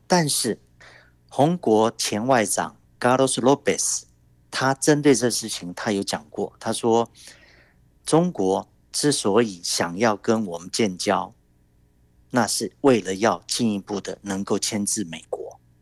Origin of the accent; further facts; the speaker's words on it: Taiwan; 台湾这边，我们政府也都有考虑